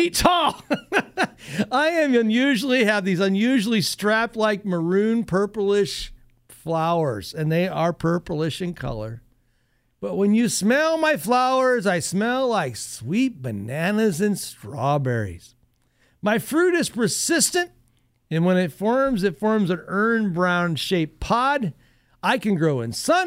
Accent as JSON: {"language": "English", "region": "Northwest Ohio", "country": "United States", "tie": "born or raised there", "said": "I grew up in Northwest Ohio"}